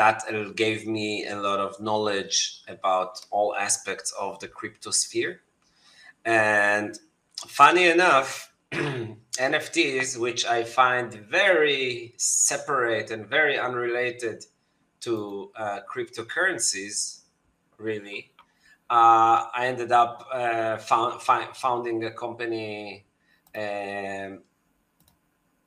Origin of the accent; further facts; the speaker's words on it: Tel Aviv, Tel Aviv District, Israel; I'm from Tel Aviv, Israel.